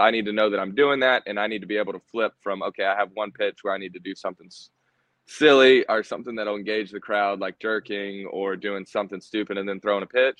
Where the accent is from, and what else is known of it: Savannah area, Georgia, United States; born or raised there; also born or lived in Texas